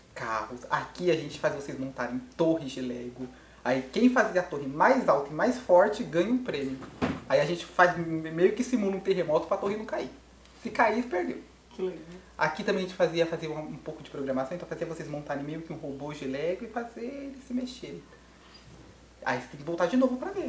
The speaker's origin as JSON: {"language": "Portuguese", "town": "Carapicuíba", "region": "São Paulo", "country": "Brazil", "said": "eu sou de Carapicuíba"}